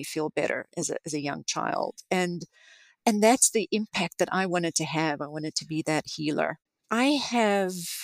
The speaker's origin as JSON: {"language": "English", "country": "South Africa", "tie": "born or raised there", "moved": "as an adult", "lives_now": "United States", "said": "I grew up in South Africa"}